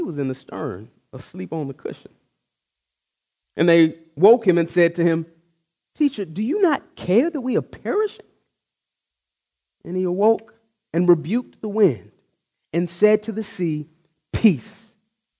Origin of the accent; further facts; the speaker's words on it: Texas, United States; I grew up in Texas